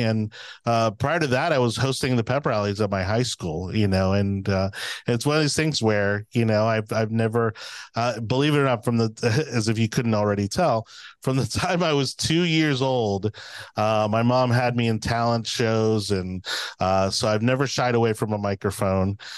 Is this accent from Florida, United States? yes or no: yes; Miami, Florida, United States; moved away as an adult; now in Hillsborough County, United States; I'm originally from Miami, I moved here in two thousand six